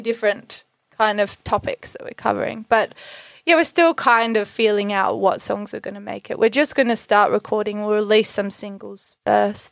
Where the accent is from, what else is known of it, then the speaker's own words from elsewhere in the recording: Bellingen, New South Wales, Australia; we're both born and raised in Bellingen, so very much, uh, Bellows, our hometown